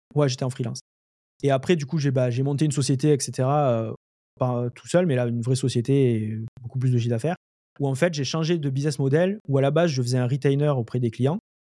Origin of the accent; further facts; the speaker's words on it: Lozère, Occitania, France; moved away as an adult; also born or lived in Montpellier, France; now in Montreal, Canada; je suis né en France, euh, en, en, Lozère. après j'ai, vécu pas mal à Montpellier.